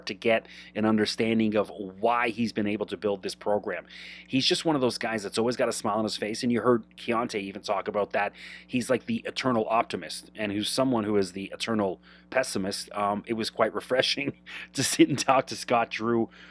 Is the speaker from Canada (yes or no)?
yes; Canada; My hometown Canadians